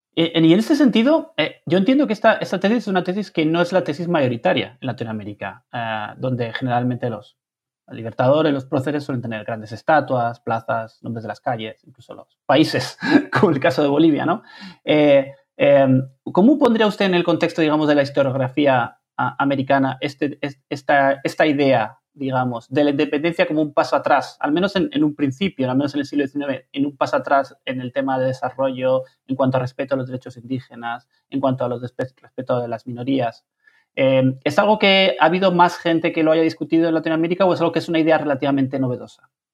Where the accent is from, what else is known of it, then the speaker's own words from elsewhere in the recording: Spain; como español particularmente